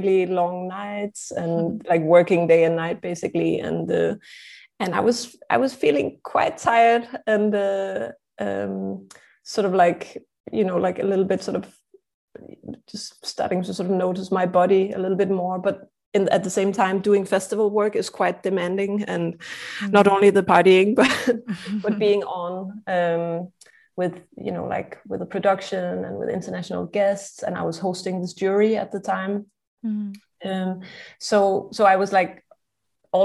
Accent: Denmark; now in Prague, Czech Republic; I'm originally from Denmark, and I'm based in Prague, Czech Republic.

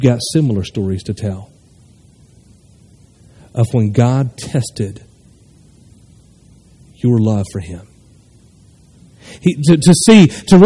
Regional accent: North Carolina, United States; moved away as an adult; also born or lived in Nashville, Tennessee; now in Hilliard, United States; Moved back to North Carolina, 20 minutes from my hometown where I was born and raised

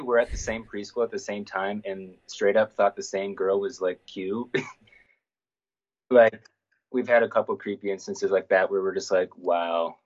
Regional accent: Iowa City, Iowa, United States; I'm literally from Iowa City.

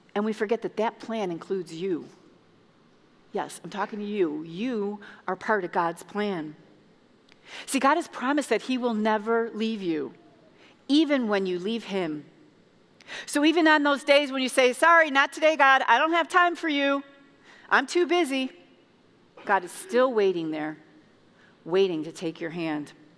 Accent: Chicago, Illinois, United States; moved away as an adult; now in Indiana, United States; I'm from Chicago, and um, I moved to Indiana 13 years ago with my two children, and I left my family back home

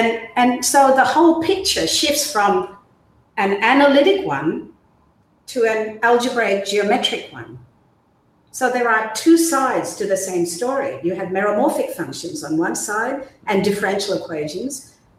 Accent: Myanmar; born there; So as I said, I was born in Burma.

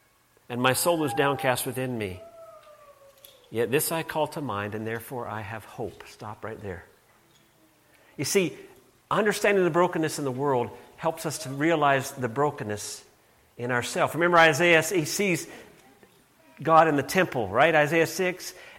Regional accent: Canada; I'm Canadian too, which tempers this a bit

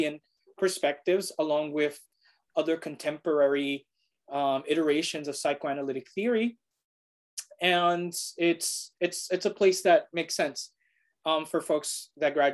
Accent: New York City, New York, United States; I am a native New Yorker. I was born and raised in Brooklyn, but my family, my parents are from Puerto Rico

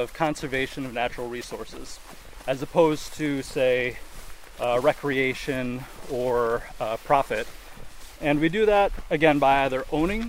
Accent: Fredonia, New York, United States; I grew up near here in Fredonia, New York

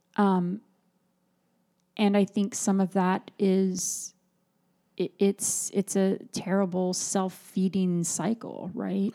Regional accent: United States

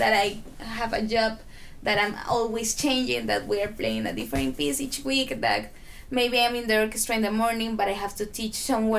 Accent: Costa Rica

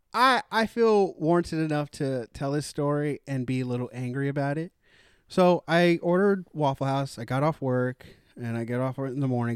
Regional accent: Daytona Beach, Florida, United States; moved away; I'm originally from Daytona Beach, Florida

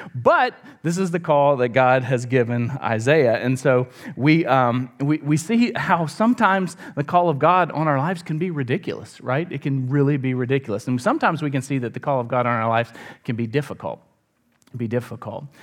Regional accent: Columbia, South Carolina, United States; I would come up from, uh, Columbia, South Carolina

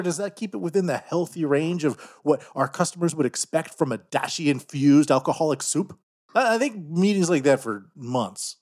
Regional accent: Canada; now in Japan; I'm from Canada

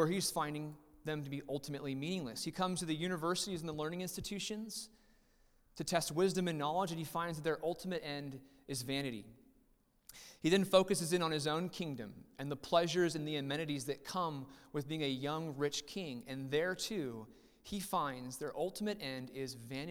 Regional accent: Riverside, United States; we were somewhat born and raised in Riverside. I spent majority of my childhood in Riverside

